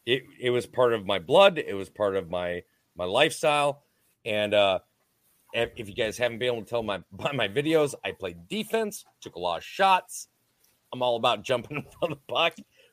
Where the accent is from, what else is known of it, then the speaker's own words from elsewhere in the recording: Minnesota, United States; I'm from Southern Canada. All right. I'm from Minnesota. I'm from Southern Canada.